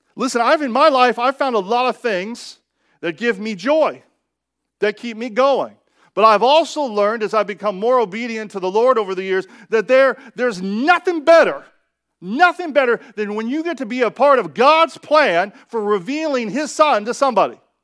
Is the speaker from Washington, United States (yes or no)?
yes; Seattle, Washington, United States; I am from Seattle